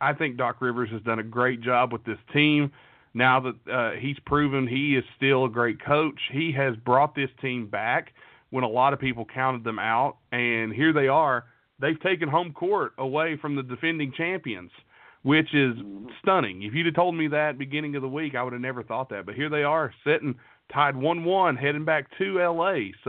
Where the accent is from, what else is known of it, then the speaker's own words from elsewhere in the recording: East Coast, United States; And I'm, you know, I'm from the East Coast, so I'll be honest, I don't get to watch as many Clipper games.